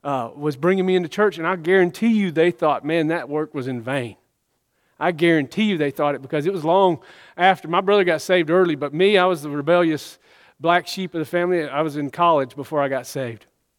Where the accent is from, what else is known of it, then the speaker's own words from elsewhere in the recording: the South, United States; growing up in the South, man, there is a lot of religion.